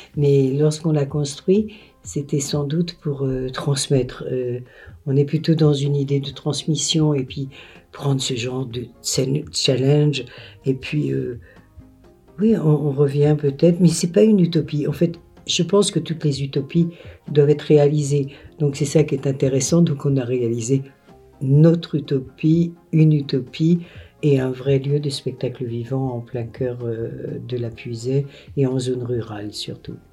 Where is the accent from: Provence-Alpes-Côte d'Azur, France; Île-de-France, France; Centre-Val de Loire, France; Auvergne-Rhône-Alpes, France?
Auvergne-Rhône-Alpes, France; also born or lived in Paris / Vermonton; now in Fontaines, France; moi je viens euh, de, de Rhône-Alpes, et je suis une Rhône-Alpine et parisienne